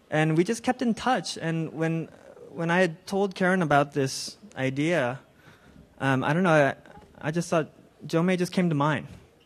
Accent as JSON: {"language": "English", "town": "San Francisco", "region": "California", "country": "United States", "tie": "born or raised there", "said": "I grew up in San Francisco Chinatown"}